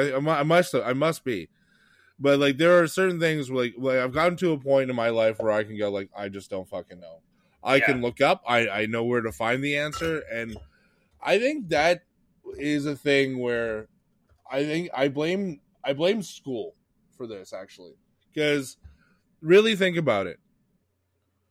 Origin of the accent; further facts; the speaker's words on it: Quebec, Canada; I grew up in Quebec